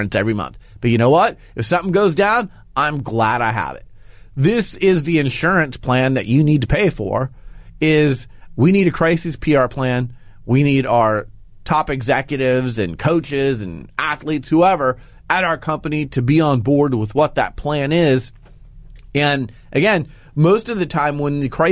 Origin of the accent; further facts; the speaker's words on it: Phoenix, Arizona, United States; moved away; also born or lived in Portland, Oregon; Phoenix is my hometown, so it was fun to be in my hometown for a day.